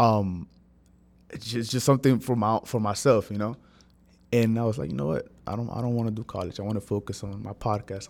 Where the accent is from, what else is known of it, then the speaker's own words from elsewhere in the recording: San Pedro Sula, Cortés, Honduras; moved away; I was born in Honduras. I'm not from here, so I was born in Honduras. I'm San Pedro Sula, to be, to be, to be, to be more exact